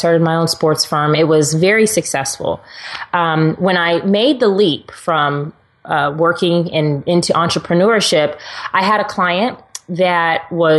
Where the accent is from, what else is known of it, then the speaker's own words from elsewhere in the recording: Texas, United States; And yes, I'm a girl who drives a truck because I'm from Texas.